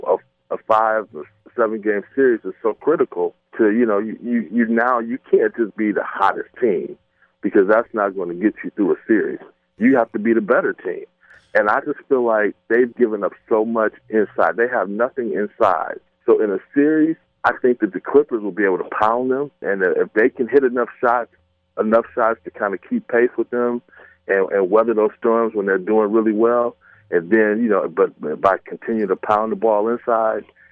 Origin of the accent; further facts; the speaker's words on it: Cleveland, Ohio, United States; I'm from Cleveland